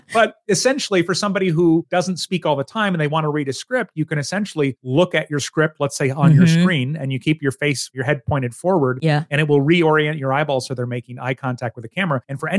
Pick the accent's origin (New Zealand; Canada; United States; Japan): Japan; born there; since I was born in Japan, but do not speak Japanese